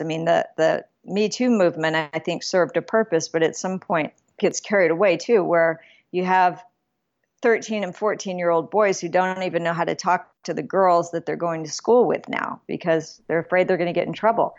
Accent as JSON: {"language": "English", "town": "Alamogordo", "region": "New Mexico", "country": "United States", "tie": "born or raised there", "moved": "yes", "said": "I was born in Alamogordo, New Mexico, but my family before that settled in Clayton, New Mexico"}